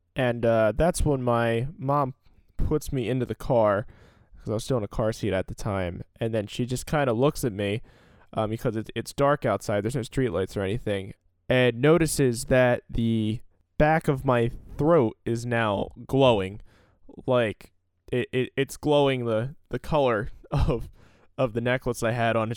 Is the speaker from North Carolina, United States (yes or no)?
no; Salem County, New Jersey, United States; I grew up in Salem County, New Jersey